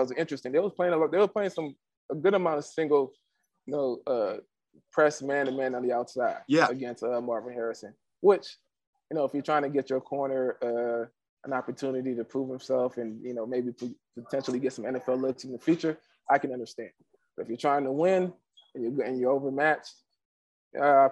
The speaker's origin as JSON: {"language": "English", "country": "Nigeria", "said": "I'm a Nigerian player"}